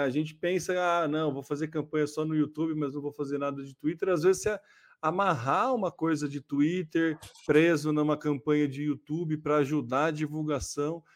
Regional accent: Brazil; a gente é brasileiro

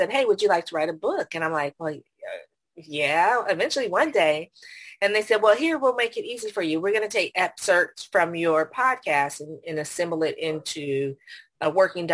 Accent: Silicon Valley, California, United States; now in San Antonio, United States; I was born at Stanford and grew up in the Silicon Valley. So that's home. But right now I'm in San Antonio, Texas

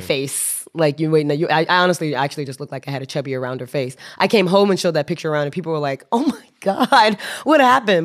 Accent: United States; now in Japan; I'm an American citizen with Japanese residency, stranded in Lao

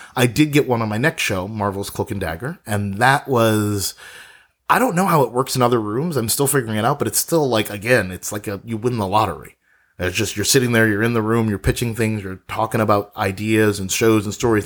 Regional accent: New York City, New York, United States; moved away as an adult; now in Los Angeles, United States; I'm a native New Yorker. I was born there, born in Brooklyn, and I lived in New York or in and around New York exclusively for the majority of my life.

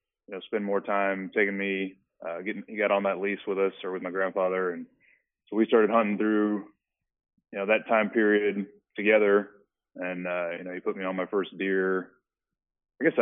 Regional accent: Corpus Christi, Texas, United States; I growing up in the Corpus Christi area

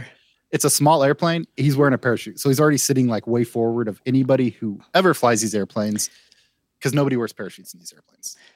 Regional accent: United States; as an American

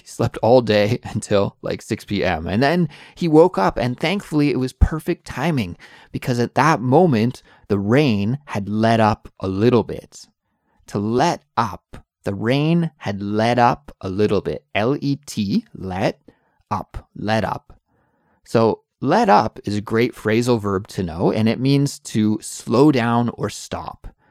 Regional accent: Canada; moved away as an adult; now in South Korea; I'm an English teacher from Canada

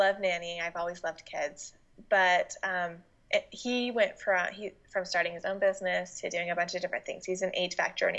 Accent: Utah, United States; moved away as an adult; now in Washington, United States; I moved out to Washington from Utah, where I'm originally from

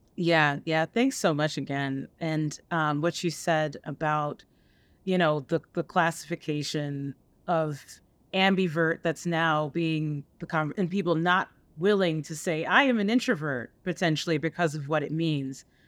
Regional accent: upstate New York, United States; also born or lived in Jamaica; I grew up in, uh, bet-, upstate New York, uh, between upstate New York and the island of Jamaica

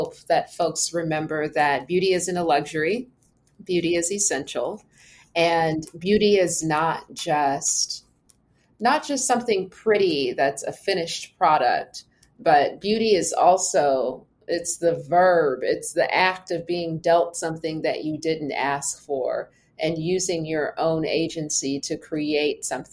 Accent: Los Angeles, California, United States; I am from Los Angeles

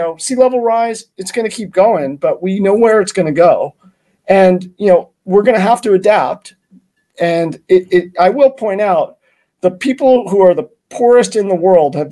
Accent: New York City, New York, United States; I was born and raised in New York City

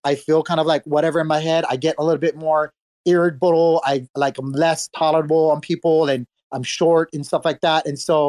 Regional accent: Hawaii, United States; growing up in Hawaii

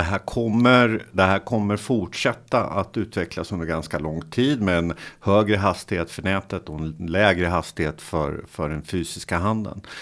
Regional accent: Motala, Östergötland, Sweden; jag är från Motala

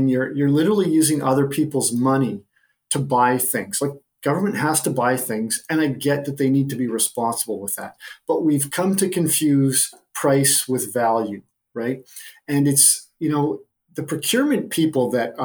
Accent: the middle of Canada, central Canada, Canada; I'm a Canadian who grew up in the middle of Canada

